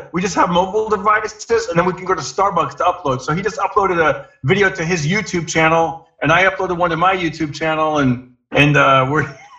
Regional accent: Fresno, California, United States; moved away; This is my hometown.

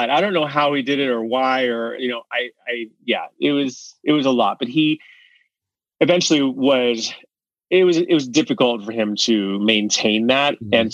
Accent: Los Angeles, California, United States; born there; Yes, yes. I was born in Hollywood, actually at Hollywood Presbyterian. Um, moved around quite a bit and um, eventually came back to go to school at USC.

